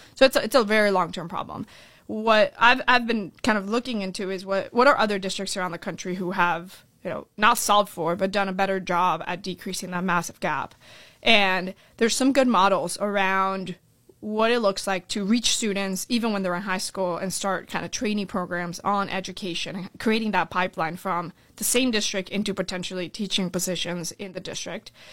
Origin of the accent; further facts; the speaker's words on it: Orlando, Florida, United States; also born or lived in Colombia / California; my family came here when I was seven years old. We moved to Orlando, Florida, and that's kind of where I, I really grew up